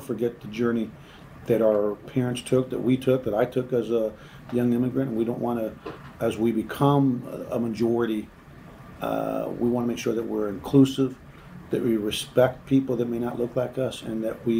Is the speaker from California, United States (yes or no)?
yes; California, United States; now in Texas, United States; And, you know, I came to Texas from California, which immediately the assumption is you must be a left